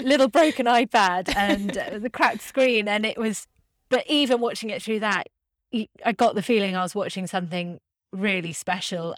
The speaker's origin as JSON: {"language": "English", "country": "United Kingdom", "said": "I'm a Brit"}